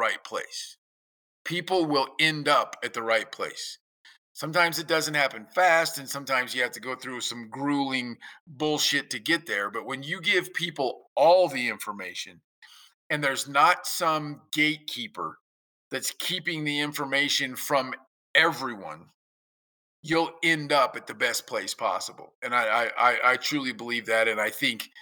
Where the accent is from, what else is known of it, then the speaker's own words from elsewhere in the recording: Kansas, United States; now in Saskatchewan, Canada; growing up in Kansas